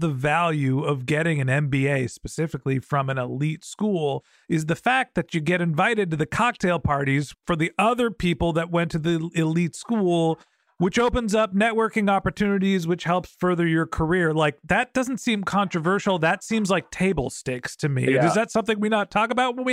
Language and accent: English; San Francisco Bay Area, California, United States; I grew up in the San Francisco Bay Area